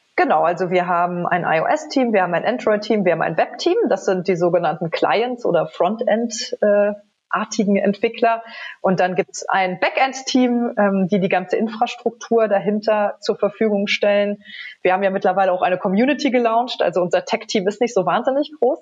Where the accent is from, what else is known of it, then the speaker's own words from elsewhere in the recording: Trier, Rhineland-Palatinate, Germany; als junge Studentin in Trier, meiner Heimatstadt